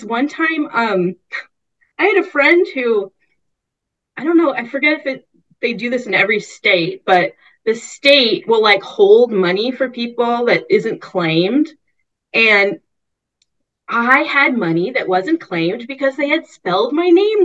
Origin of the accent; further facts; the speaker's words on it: Bay Area, California, United States; grow up like, yeah, in the Bay Area